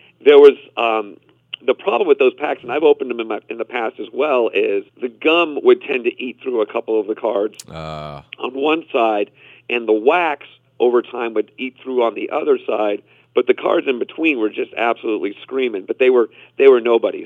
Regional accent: Boston, Massachusetts, United States; Growing up in Boston

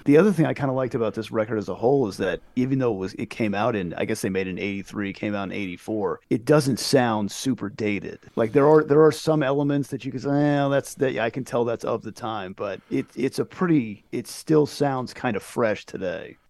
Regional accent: United States; we grew up in America where there's a million things

